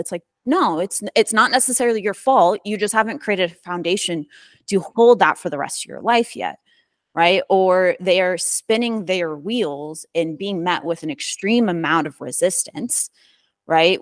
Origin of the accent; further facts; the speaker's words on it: Midwest, United States; born and raised in the Midwest.